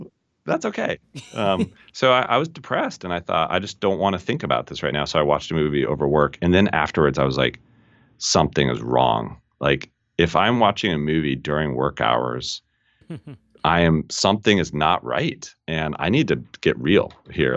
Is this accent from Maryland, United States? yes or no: no; Colorado, United States; moved away as an adult; also born or lived in England; Born and raised in Colorado